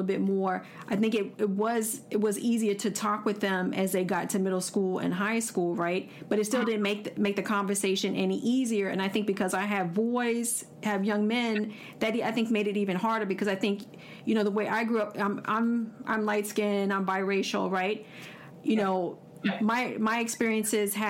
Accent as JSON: {"language": "English", "town": "Washington", "region": "District of Columbia", "country": "United States", "tie": "born or raised there", "said": "I grew up in Washington, D.C."}